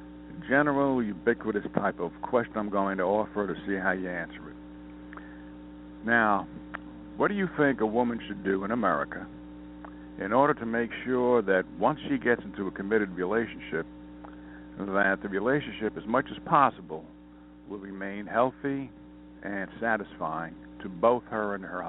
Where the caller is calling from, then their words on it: Montana, United States; My age is irrelevant, and I'm calling from Montana.